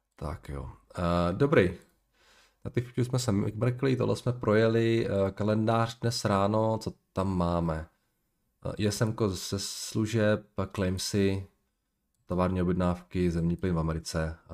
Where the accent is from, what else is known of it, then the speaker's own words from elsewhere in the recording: Moravian Slovakia, Slovácko, Czechia; já jsem chlapec ze Slovácka, já to mám do Trenčína, nebo měl jsem to do Trenčína. Ne za kopcem